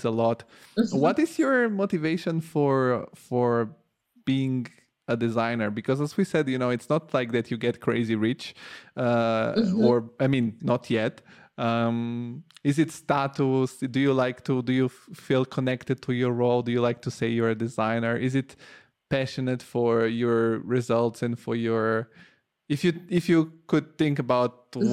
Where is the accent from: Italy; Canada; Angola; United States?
Italy; moved away; I grew up in Italy.